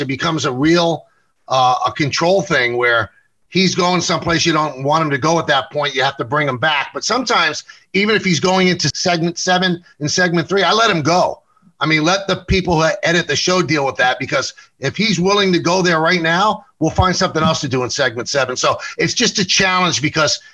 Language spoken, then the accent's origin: English; New York City, New York, United States; I grew up in the South Bronx